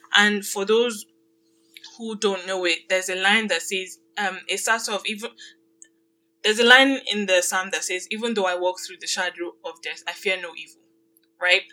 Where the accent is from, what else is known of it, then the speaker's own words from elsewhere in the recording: Nigeria; now in Canada; I grew up in Nigeria